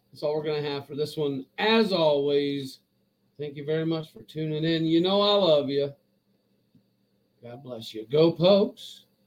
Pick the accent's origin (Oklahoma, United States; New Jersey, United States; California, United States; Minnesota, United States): Oklahoma, United States; Stillwater; I grew up in Stillwater